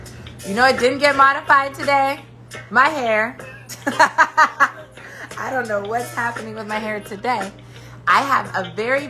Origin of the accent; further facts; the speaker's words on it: the DMV, DC metropolitan area, United States; Hey, Annapolis. It's close to where I'm from, the DMV.